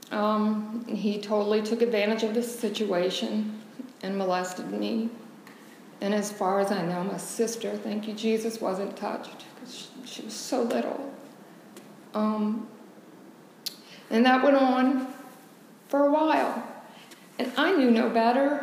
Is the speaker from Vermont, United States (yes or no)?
no; Joliet, Illinois, United States; I was born in Illinois, Joliet.